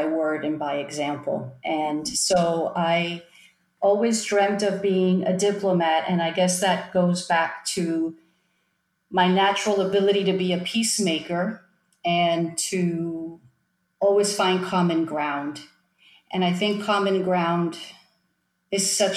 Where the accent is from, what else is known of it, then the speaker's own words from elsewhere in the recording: Miami, Florida, United States; also born or lived in Long Island, New York; on my first birthday, I moved to Miami